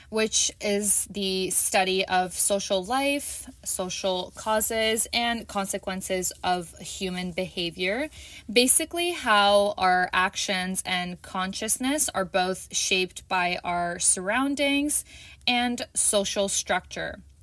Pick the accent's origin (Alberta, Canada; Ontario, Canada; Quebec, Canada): Ontario, Canada; Toronto; I am from Toronto, Canada.